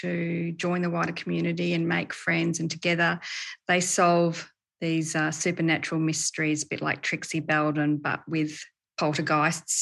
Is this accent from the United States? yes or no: no; Perth, Western Australia, Australia; also born or lived in Port Hedland, Australia; I was born in Perth and I lived there until I was about 10, and then we upped and moved to Port Hedland for a while. So I did about 8 years up there and then came back down